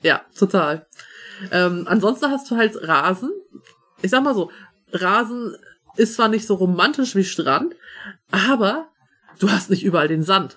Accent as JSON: {"language": "German", "region": "Schleswig-Holstein", "country": "Germany", "tie": "born or raised there", "also_born_or_lived": "Hamburg / Australia", "said": "Ich bin aus Schleswig-Holstein geboren und auch die meiste Zeit meines Lebens hier gewohnt"}